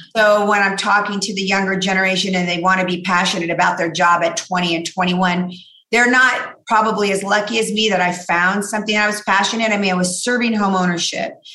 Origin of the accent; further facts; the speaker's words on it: La Mirada, California, United States; also born or lived in Downey, California / South Gate, California; So I grew up in La Mirada